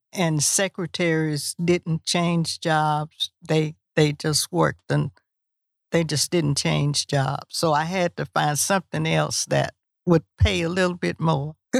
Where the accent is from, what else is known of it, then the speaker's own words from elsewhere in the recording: Huntsville, Texas, United States; I was from Huntsville